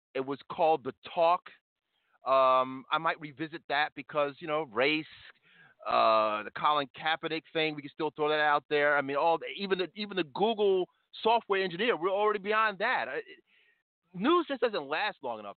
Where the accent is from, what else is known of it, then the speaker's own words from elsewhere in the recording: the North, United States; as a Northerner